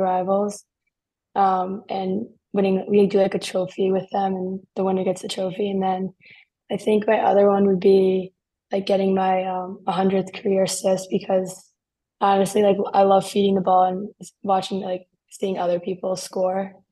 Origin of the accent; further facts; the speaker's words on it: Short Hills, New Jersey, United States; growing up in New Jersey